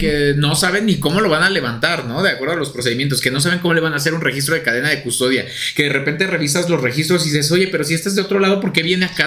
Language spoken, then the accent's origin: Spanish; Mexico; Traemos el nopal en la frente